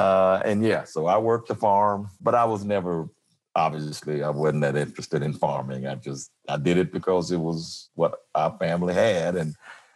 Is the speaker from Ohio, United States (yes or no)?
no; Como, Mississippi, United States; moved away as an adult; also born or lived in Jackson, Mississippi / Detroit; now in Memphis, United States; I grew up in Mississippi on a farm, small town, Como, Mississippi.